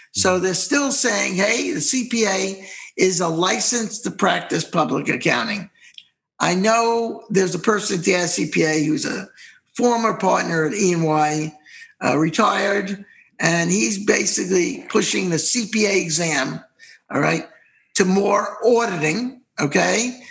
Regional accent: New York, United States; moved away; we're New Yorkers, New York. We're from New York originally

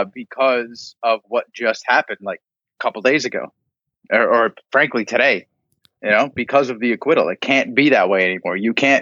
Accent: United States; as an American

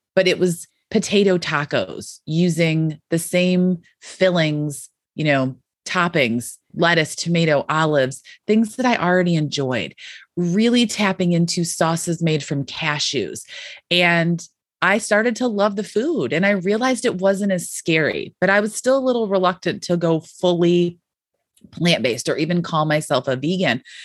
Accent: Western New York, United States; I grew up in Western New York

